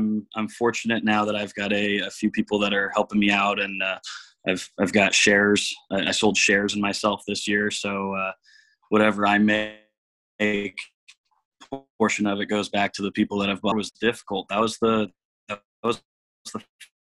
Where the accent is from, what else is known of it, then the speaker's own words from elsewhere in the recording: Vancouver, Washington, United States; also born or lived in East Coast of Canada / Chico, California; I was born on the East Coast of Canada. I grew up playing hockey. I lived in Canada until I was 6 years old and moved to Vancouver, British Columbia. I lived in Vancouver, British Columbia until I was 6 years old. Then I moved to Vancouver, Washington.